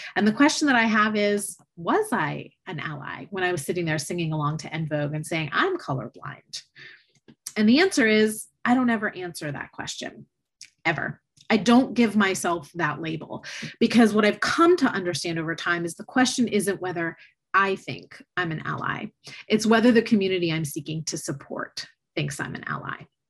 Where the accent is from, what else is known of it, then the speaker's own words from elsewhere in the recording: just outside of Tampa, Florida, United States; I grew up in Florida, just outside of Tampa, Florida